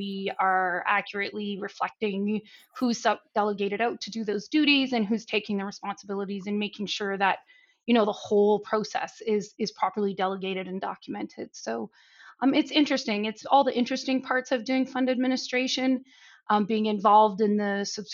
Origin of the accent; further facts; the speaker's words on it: Canada; moved away as an adult; now in Cayman Islands; I'm Canadian as well, actually, just based in the Cayman Islands for the last 20 years